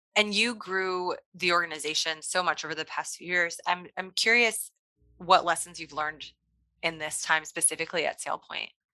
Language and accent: English; Kansas City, Missouri, United States; Kansas City is my hometown